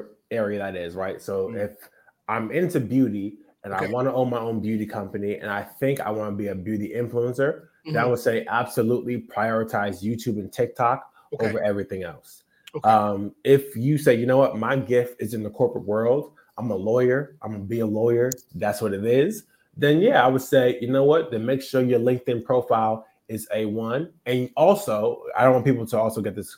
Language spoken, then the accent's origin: English; New Jersey, United States; now in Brooklyn, United States; I'm from Jersey, but I live in Brooklyn now